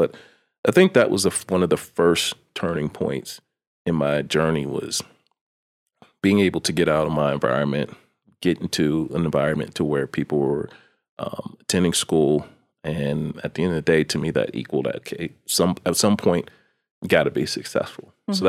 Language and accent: English; East Coast, United States; In the midst of having to navigate growing up on the East Coast, in the streets, thank God for mentors.